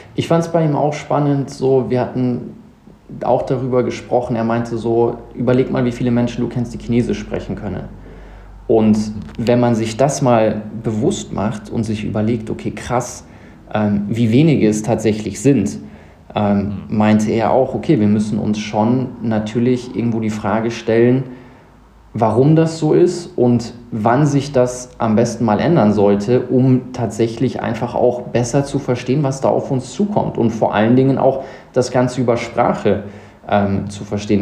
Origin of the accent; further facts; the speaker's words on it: South Africa; now in Munich, Germany; Ich bin in Südafrika groß geworden, sechs Jahre da gelebt